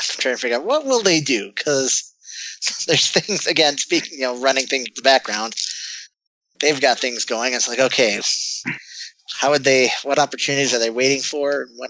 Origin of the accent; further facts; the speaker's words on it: Rust Belt, United States; I grew up in the Rust Belt.